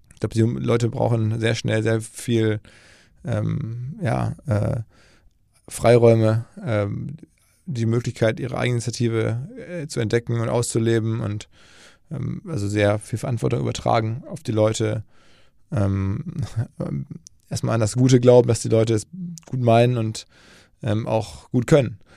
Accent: Essen, North Rhine-Westphalia, Germany; moved away as an adult; also born or lived in New York, United States; ich komme erstmal äh, geografisch aus dem Ruhrgebiet, aus Essen

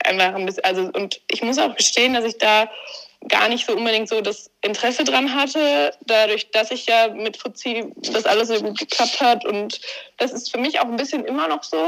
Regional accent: Warendorf, North Rhine-Westphalia, Germany; ich komme aus Warndorf, bin hier aufgewachsen.

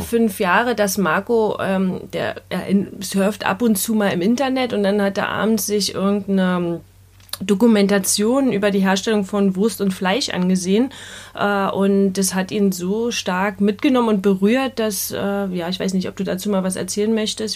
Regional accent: Berlin, Germany; Wir kommen ja aus Berlin

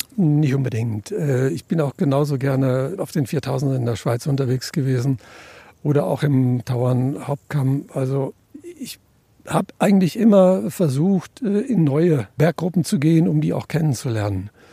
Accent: near the Ruhr area, North Rhine-Westphalia, Germany; Ich komme aus der Nähe vom Ruhrgebiet

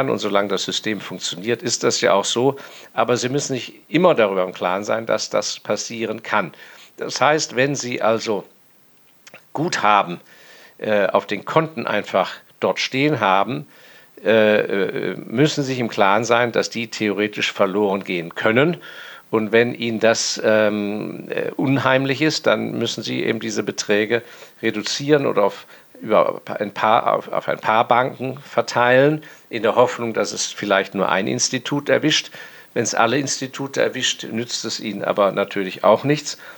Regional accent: Hong Kong; Und ich bin äußerst dankbar, dass ich in meiner Jugend in Hongkong aufgewachsen bin, weil mein Vater da auf Posten war.

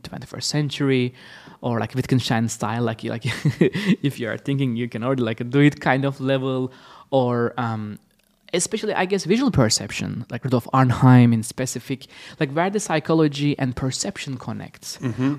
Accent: Istanbul, Turkey; now in Los Angeles, United States; I'm originally from Istanbul, Turkey.

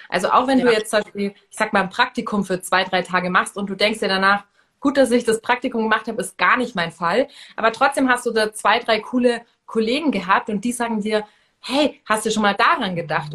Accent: Munich, Bavaria, Germany; ich komme ja hier aus München

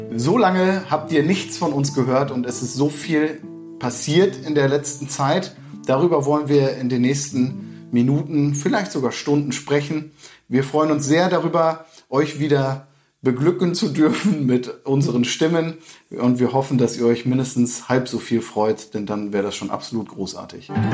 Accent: Emsland, Lower Saxony, Germany; Emsland, meine Heimat

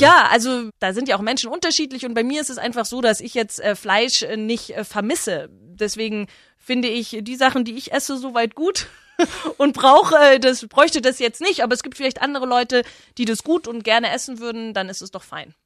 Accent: Herrsching am Ammersee, Bavaria, Germany; also born or lived in Freiburg; Ich würde mich immer als Herrschingerin bezeichnen. Äh, das ist meine Heimat

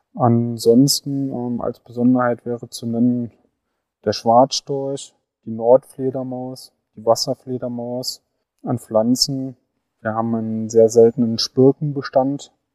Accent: Saarland, Germany; moved away as an adult; now in Lusatia, Germany; Ich komme ursprünglich aus dem Saarland, äh, lebe aber seit über zehn Jahren in der Lausitz

